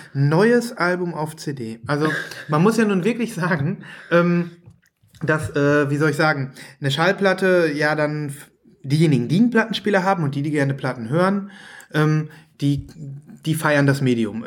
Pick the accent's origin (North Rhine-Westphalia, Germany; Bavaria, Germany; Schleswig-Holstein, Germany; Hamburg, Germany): North Rhine-Westphalia, Germany; Saerbeck; Ich komme ja aus dem Münsterland.